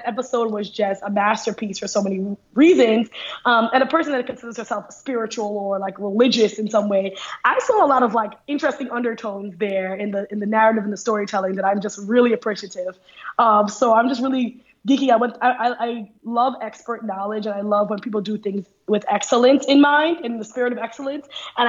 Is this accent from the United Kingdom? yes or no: no; Trinidad & Tobago; born there; because soca is a song of genre of my culture. I was born in Trinidad